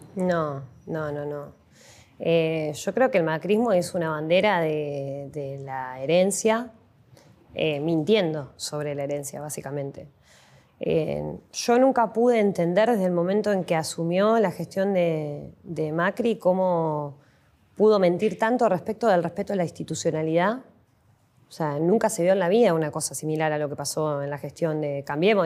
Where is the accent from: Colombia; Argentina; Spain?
Argentina; La Plata, Buenos Aires Province; nacimos acá en La Plata, vivimos toda la vida en Tolosa.